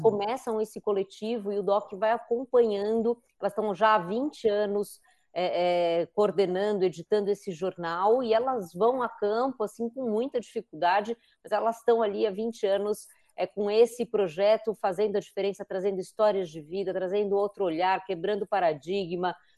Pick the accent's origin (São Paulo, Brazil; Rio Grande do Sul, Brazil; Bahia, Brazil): São Paulo, Brazil; eu que sou paulistana também